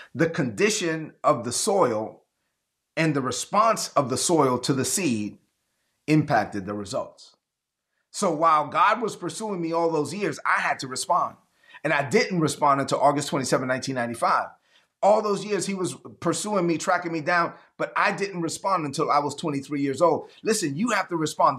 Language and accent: English; New York City, New York, United States; moved away; growing up in East New York, Brooklyn